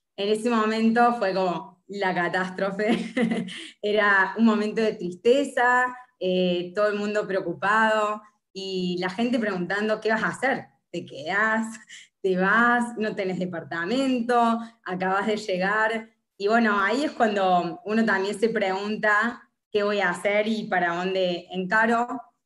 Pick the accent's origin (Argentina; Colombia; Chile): Argentina; Córdoba; moved away as an adult; now in Buenos Aires, Argentina; soy de Córdoba